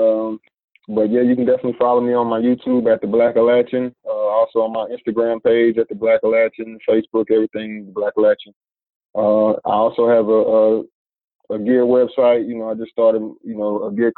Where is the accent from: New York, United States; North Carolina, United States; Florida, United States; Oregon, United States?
North Carolina, United States; Asheville; I'm from Asheville, North Carolina.